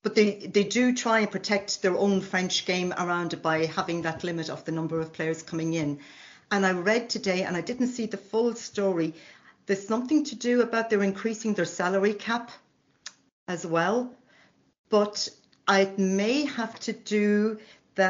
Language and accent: English; Ireland; now in France; Husband is Scottish, I'm Irish